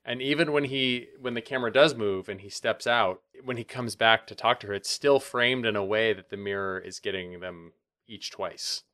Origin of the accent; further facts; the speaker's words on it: Montana, United States; also born or lived in Bozeman, Montana / Helena, Montana; I grew up in Montana, and I lived in Bozeman and in Helena